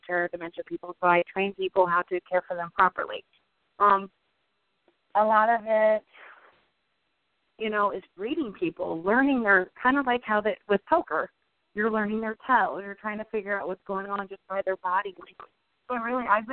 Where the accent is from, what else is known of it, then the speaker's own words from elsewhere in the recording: Manson, Ohio, United States; I grew up in Manson, Ohio.